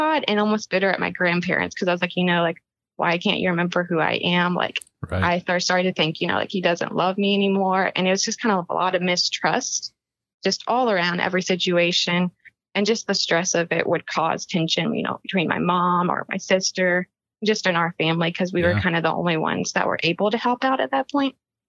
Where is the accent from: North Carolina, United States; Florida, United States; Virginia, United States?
Virginia, United States; Powhatan; now in South Carolina, United States; In South Carolina, but I'm originally from Powhatan, Virginia